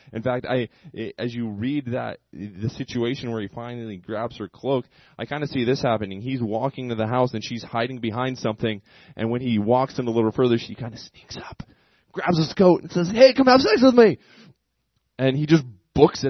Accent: United States; me being American

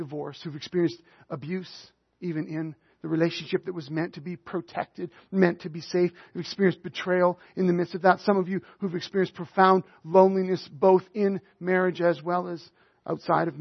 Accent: Northern Alberta, Canada; I was raised in Northern Alberta

